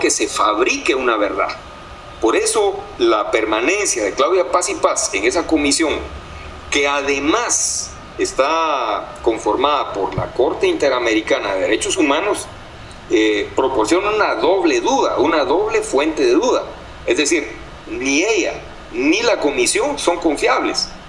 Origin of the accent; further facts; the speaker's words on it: Guatemala; no somos los guatemaltecos quienes gobernamos ahora nuestro país